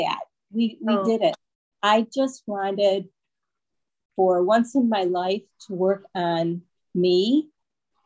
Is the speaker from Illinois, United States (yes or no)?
no; Michigan, United States; moved away as an adult; now in Florida, United States; We are originally from Michigan